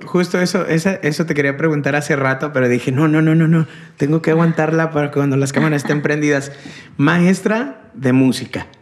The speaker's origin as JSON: {"language": "Spanish", "town": "León", "region": "Guanajuato", "country": "Mexico", "moved": "yes", "lives_now": "Monterrey, Mexico", "said": "yo soy de León"}